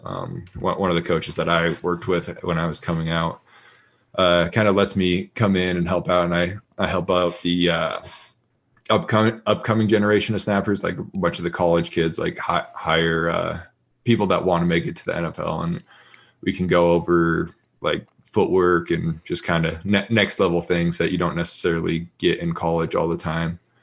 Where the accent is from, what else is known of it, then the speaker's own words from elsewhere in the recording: Colorado, United States; now in Las Vegas, United States; I'm from Colorado, so I went back there for a couple weeks